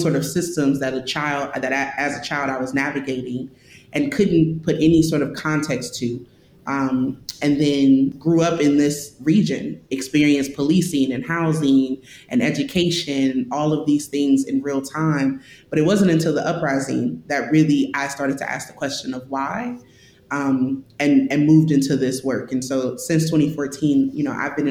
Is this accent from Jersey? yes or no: no; St. Louis, Missouri, United States; I grew up in St. Louis. I'm from St. Louis. I was born here